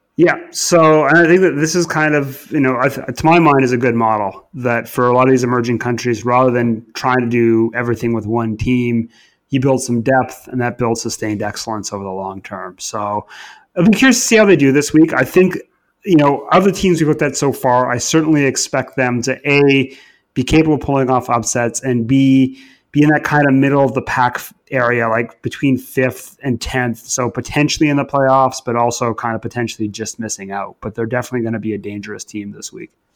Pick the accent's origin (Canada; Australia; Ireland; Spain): Canada; moved away as an adult; now in England, United Kingdom; growing up in Canada